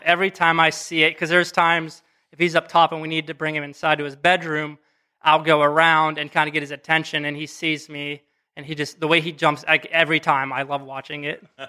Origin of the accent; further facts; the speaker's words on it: western Pennsylvania, United States; moved away as an adult; now in Akron, United States; I'm from Pennsylvania, small ti-, town, western Pennsylvania